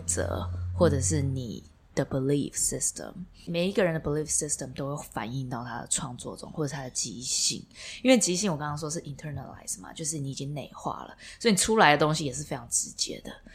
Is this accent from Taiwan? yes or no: yes; Taiwan; now in New York, United States; 来台湾，这是我的故乡嘛